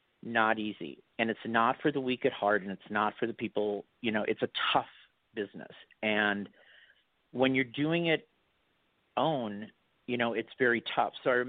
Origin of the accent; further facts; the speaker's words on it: Milwaukee, Wisconsin, United States; now in Los Angeles, United States; I grew up in Milwaukee, Wisconsin. I am from the Midwest.